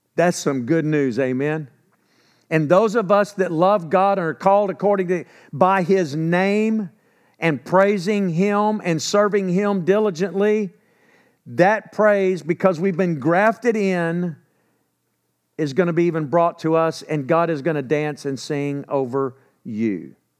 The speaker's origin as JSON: {"language": "English", "region": "Texas", "country": "United States", "accent": "Texan", "said": "I'm from Texas"}